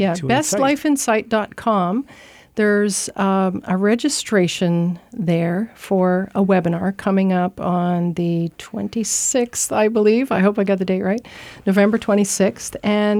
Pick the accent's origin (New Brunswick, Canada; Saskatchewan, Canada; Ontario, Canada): New Brunswick, Canada; Saint John; Yeah, I'm a St. Johner.